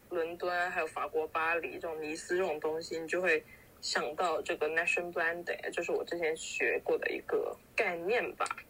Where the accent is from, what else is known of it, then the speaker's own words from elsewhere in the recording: Foshan, Guangdong, China; moved away as an adult; now in United Kingdom; 我说不，佛山